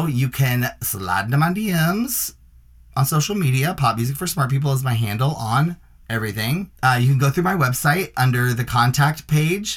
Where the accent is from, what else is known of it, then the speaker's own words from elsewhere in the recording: Nashville, Tennessee, United States; moved away; I'm from Nashville, and I actually have been down there the past, like, 3 weeks